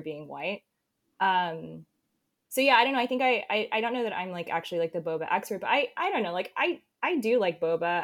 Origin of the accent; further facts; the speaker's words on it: the South, United States; I'm from the South.